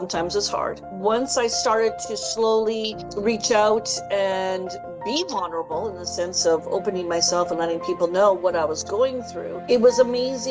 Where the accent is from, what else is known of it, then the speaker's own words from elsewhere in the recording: Edmonton, Alberta, Canada; I'm actually here in Edmonton, Alberta, which is kind of cool